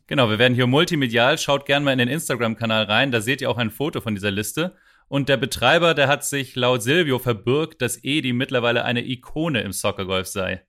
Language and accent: German; Lübeck, Schleswig-Holstein, Germany; meiner Heimatstadt Lübeck